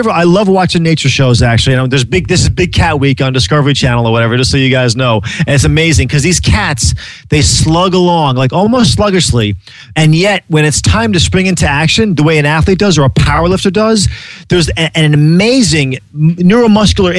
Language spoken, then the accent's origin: English; Ireland; as being an Irish man, you know, coming from a land of mystics and madness